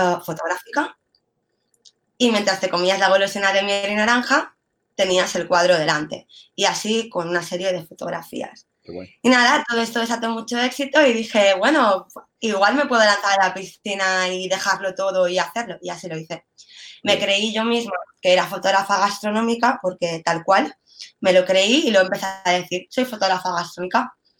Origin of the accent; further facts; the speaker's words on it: Mallorca, Balearic Islands, Spain; yo soy mallorquina